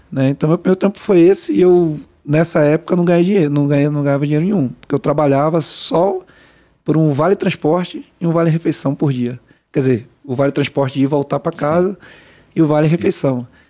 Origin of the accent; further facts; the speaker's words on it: Salvador, Bahia, Brazil; moved away as an adult; also born or lived in Rio de Janeiro / São Paulo; eu nasci no Rio, fui criado em Salvador